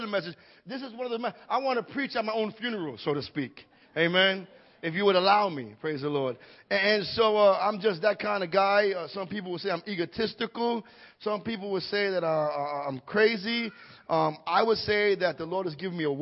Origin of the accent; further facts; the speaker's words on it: New York City, New York, United States; I was born and raised in Greenpoint, Brooklyn